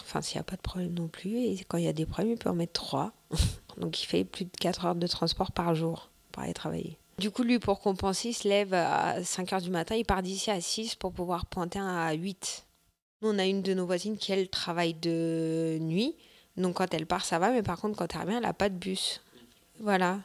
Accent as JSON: {"language": "French", "town": "Vitry-sur-Seine", "region": "Île-de-France", "country": "France", "moved": "as an adult", "lives_now": "Pussay, France", "said": "Je viens de Vitry-sur-Seine, euh, qui est bah, une très grosse ville"}